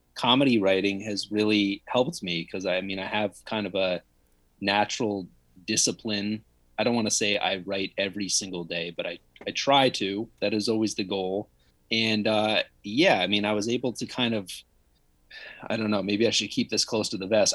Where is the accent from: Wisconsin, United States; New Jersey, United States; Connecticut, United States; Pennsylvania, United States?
Connecticut, United States; home where I grew up in Connecticut